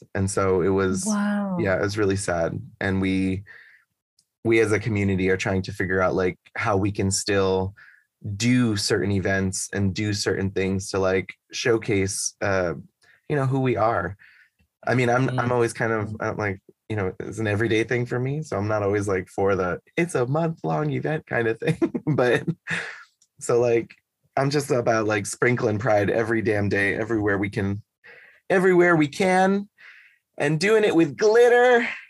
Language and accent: English; Northeast, United States; But I'm from the Northeast of the US, and in the Northeast, from Boston, from New York, we're very much performance based.